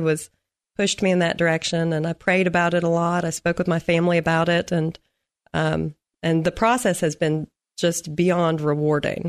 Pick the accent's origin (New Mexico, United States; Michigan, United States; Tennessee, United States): Tennessee, United States; Nashville; moved away as an adult; now in Clarksville, United States